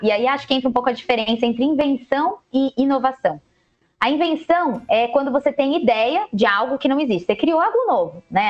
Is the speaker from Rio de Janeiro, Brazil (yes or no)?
no; Jundiaí, São Paulo, Brazil; moved away as an adult; Ah, mas eu mudei também de São Paulo, voltei para Jundiaí, que é a minha cidade natal